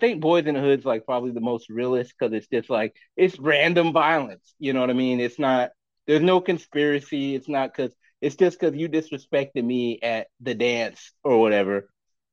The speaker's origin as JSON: {"language": "English", "region": "Northern California", "country": "United States", "moved": "yes", "said": "I'm from Northern Cali."}